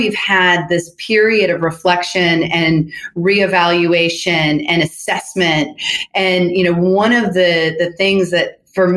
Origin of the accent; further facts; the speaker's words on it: Seattle, Washington, United States; moved away as an adult; also born or lived in Nashville, Tennessee / San Francisco, California; I was born in Nashville, but I was raised in Seattle